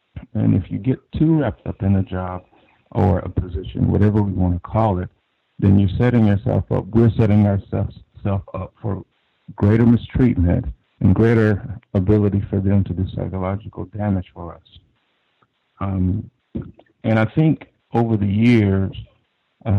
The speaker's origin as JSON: {"language": "English", "region": "Deep South", "country": "United States", "moved": "yes", "lives_now": "Northern Virginia, United States", "said": "I live in the Northern Virginia area, but I'm originally from the Deep South"}